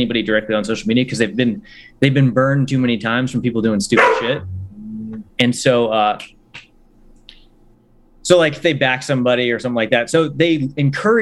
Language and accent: English; Winter Park, Florida, United States; also born or lived in Nashville, Tennessee; now in Mount Juliet, United States; when I grew up in Florida, I would say Orlando, but it was really the park